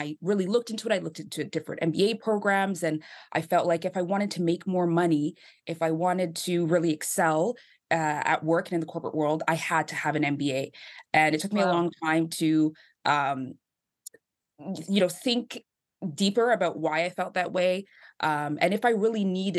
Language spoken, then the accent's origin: English; Toronto, Ontario, Canada; I was born and raised in Toronto